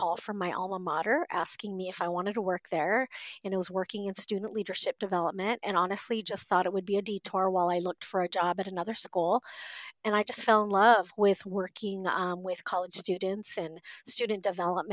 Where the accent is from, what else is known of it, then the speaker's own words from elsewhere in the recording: Southern California, United States; moved away as an adult; also born or lived in Korea; now in Midwest, United States; grew up in Southern California. I lived in California my entire life, was raised in a white family